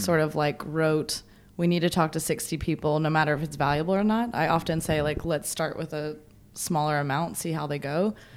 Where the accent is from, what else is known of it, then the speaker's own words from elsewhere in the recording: the South, United States; I'm from the South